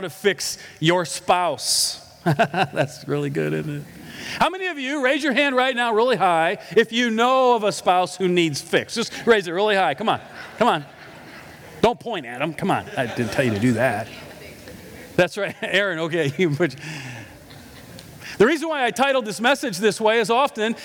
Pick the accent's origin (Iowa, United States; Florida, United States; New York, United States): Iowa, United States; I'm from Iowa